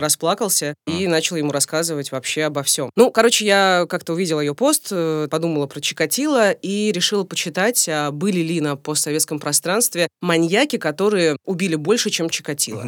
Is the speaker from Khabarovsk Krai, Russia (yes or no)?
no; Rostov-on-Don, Rostov Oblast, Russia; now in Moscow, Russia; сама я, между прочим, из Ростова-на-Дону.